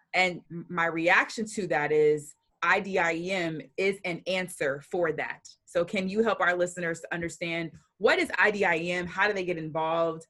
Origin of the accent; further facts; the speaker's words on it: Atlanta, Georgia, United States; Growing up in Atlanta